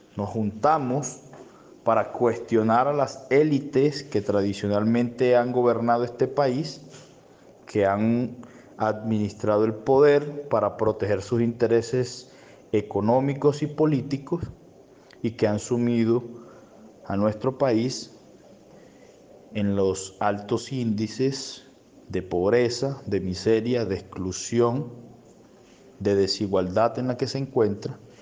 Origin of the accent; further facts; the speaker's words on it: Colombia; nuestro país